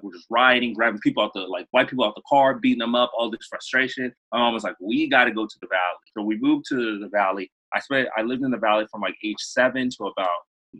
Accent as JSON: {"language": "English", "town": "Los Angeles", "region": "California", "country": "United States", "tie": "born or raised there", "said": "So I was born in Los Angeles, born and raised in Los Angeles. I went back to Congo to bury my dad when I was 5, but I still speak and write like Lingala and read one of the languages, a little bit of Kikongo"}